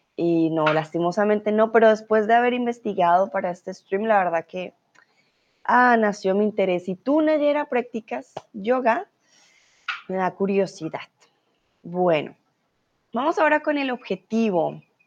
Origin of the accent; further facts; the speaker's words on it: Colombia; now in Germany; soy de Colombia